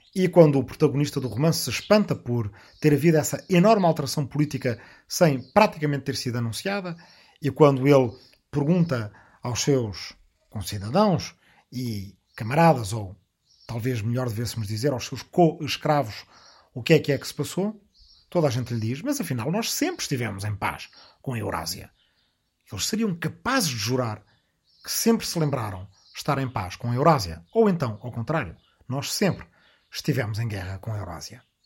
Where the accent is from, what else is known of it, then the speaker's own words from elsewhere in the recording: Arrifana, Ribatejo, Portugal; moved away; agora eu próprio estou na minha aldeia ancestral de Arrifana, no Ribatejo